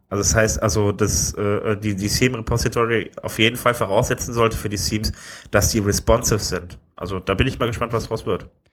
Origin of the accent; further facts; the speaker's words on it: Wuppertal, North Rhine-Westphalia, Germany; also born or lived in Düsseldorf; eigentlich bin ich ja geboren in Wuppertal